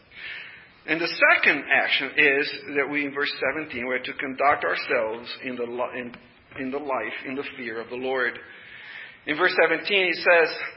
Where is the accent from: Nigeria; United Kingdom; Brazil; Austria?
Brazil; English is a second language; moved away as an adult; I'm a foreigner. You probably already noticed the accent. You know, I'm a foreigner. I was born and raised in Brazil. And I've been here for 31 years.